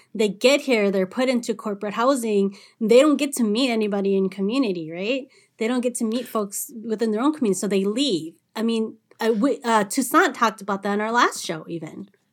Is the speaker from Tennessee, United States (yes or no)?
no; Saint Paul, Minnesota, United States; I born and raised in Saint Paul, Saint Paul Public